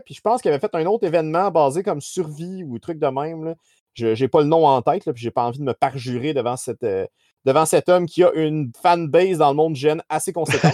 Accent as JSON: {"language": "French", "town": "Saint-Hyacinthe", "region": "Quebec", "country": "Canada", "said": "je viens de Saint-Hyacinthe"}